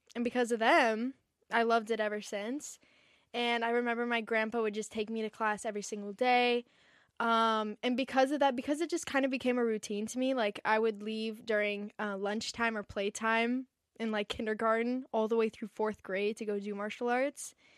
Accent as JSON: {"language": "English", "town": "Encinitas", "region": "California", "country": "United States", "tie": "born or raised there", "said": "I grew up in Encinitas, which is, like, a small little beach town"}